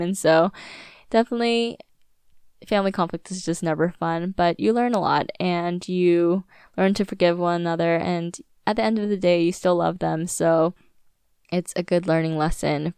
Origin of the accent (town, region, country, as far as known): Virginia Beach, Virginia, United States; born or raised there; moved away